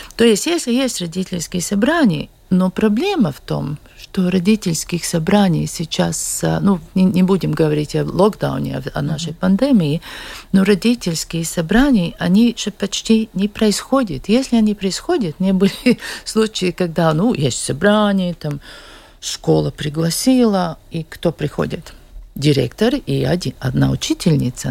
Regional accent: Liepāja, Latvia; я сама из Лепой

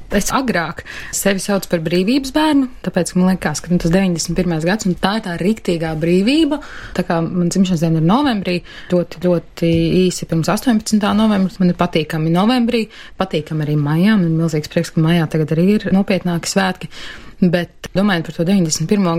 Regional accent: Latvia; Esmu dzimusi šeit, augusi šeit, mazliet pablandījusies pa pasauli un atgriezusies šeit pat.

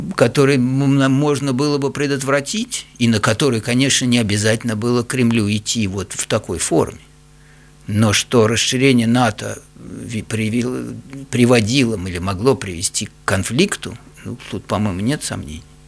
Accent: Russia; moved away; я вырос в России, я русский по, по культуре, по воспитанию

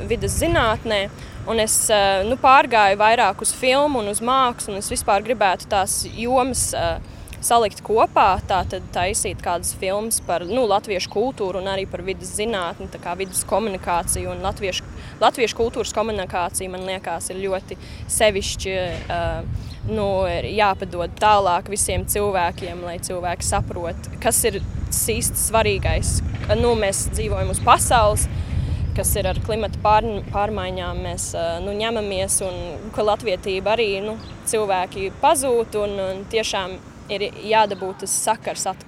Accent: Adelaide, South Australia, Australia; Un es tā uzaugu Austrālijā, nu, Adelaidē.

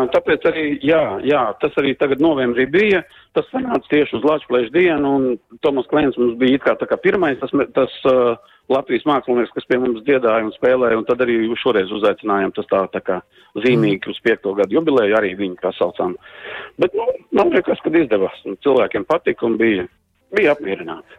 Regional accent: Brocēni, Saldus Municipality, Latvia; moved away as an adult; now in Ireland; es no Sauta, no Brocēniem esmu, es tur mm -hmm. visu mhm. mūžu dejoju kādreiz, kamēr, kamēr biju Latvijā

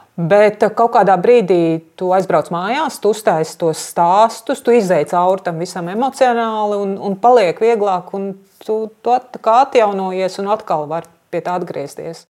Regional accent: Latvia; es no Latvijas

